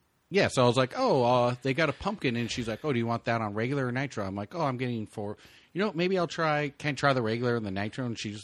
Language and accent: English; Southern United States, United States; Now we're from the South.